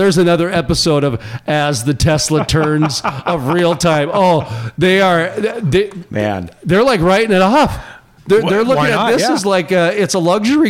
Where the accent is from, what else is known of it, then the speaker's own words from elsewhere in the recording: Fargo, North Dakota, United States; I grew up in North Fargo.